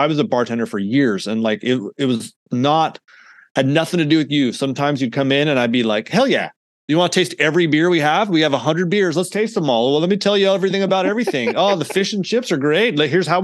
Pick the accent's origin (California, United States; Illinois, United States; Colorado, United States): California, United States; San Luis Obispo; I grew up in San Luis Obispo